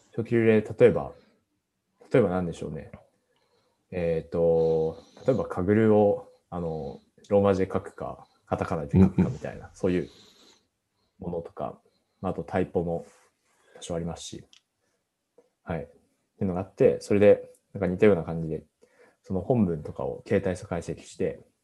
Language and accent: Japanese; Fukushima, Japan; now in Tokyo, Japan; 自分地元福島なんですけど、福島は結構雪が降るんですよ